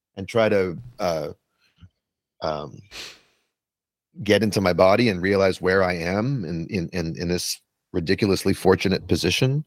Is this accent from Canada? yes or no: yes; Canada; moved away as an adult; now in New York City, United States; I'm a Canadian born person living in New York City